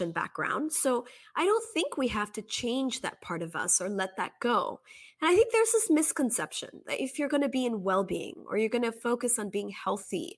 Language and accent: English; Kobe, Hyogo, Japan; I grew up in Japan in a small town called Kobe